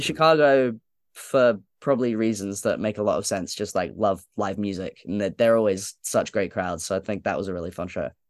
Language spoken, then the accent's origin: English; London, United Kingdom; I grew up going to shows at Islington Academy